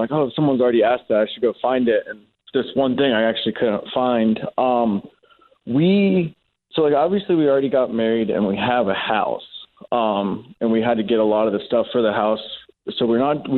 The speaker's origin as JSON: {"language": "English", "region": "Florida", "country": "United States", "tie": "born or raised there", "also_born_or_lived": "North Carolina", "moved": "as an adult", "lives_now": "Alaska, United States", "said": "I was born and raised in Florida"}